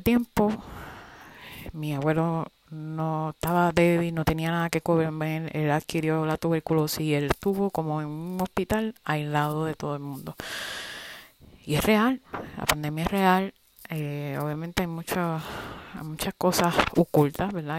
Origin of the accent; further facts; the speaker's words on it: Puerto Rico; yo soy puertorriqueña